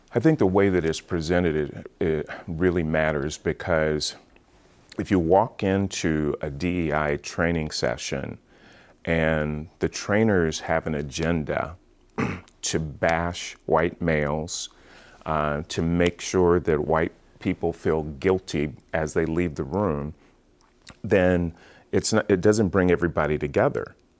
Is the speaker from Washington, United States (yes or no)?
yes; Seattle, Washington, United States; also born or lived in Portland; I grew up in Seattle, Washington, born and raised there